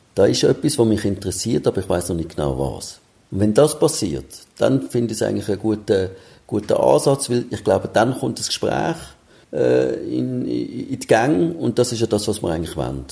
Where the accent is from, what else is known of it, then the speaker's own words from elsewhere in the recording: Switzerland; bei uns in der Schweiz